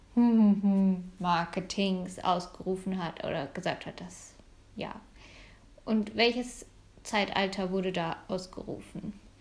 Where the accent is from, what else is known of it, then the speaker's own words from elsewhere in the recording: Munich, Bavaria, Germany; als Münchnerin